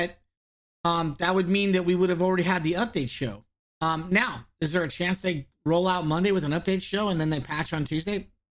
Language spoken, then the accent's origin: English; Southern California, United States; I'm from Southern California.